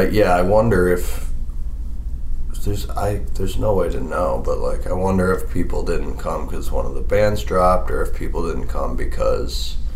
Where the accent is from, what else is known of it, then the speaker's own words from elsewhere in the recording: Honeoye Falls, New York, United States; Ben and I grew up in Honeyoy Falls, New York, which is a suburb of Rochester.